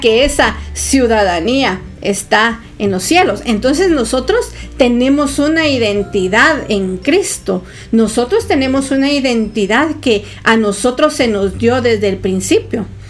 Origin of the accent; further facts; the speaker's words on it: Guatemala; Yo soy guatemalteca